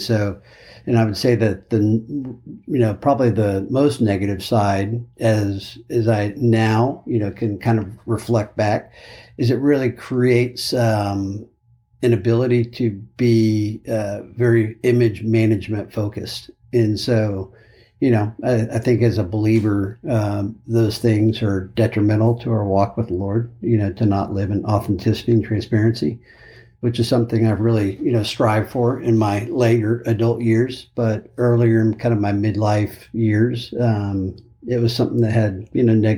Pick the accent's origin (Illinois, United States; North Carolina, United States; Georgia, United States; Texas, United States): Texas, United States; Austin; And as I kind of referenced, grew up in Austin, but before that, my dad was an Air Force officer. And so moved literally every 18